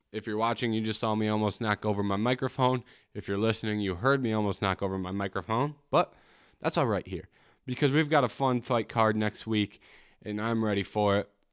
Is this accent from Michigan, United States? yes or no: yes; Michigan, United States; I go to Grand Valley, and I'm from Michigan